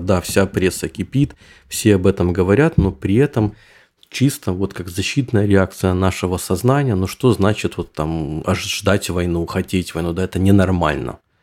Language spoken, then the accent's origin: Russian; Ukraine; also born or lived in Düsseldorf, Germany; now in Germany; я сам из Украины, но говорю по-русски